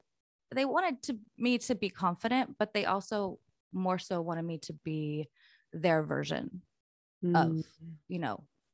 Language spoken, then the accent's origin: English; North Carolina, United States; also born or lived in Illinois; I was born in North Carolina.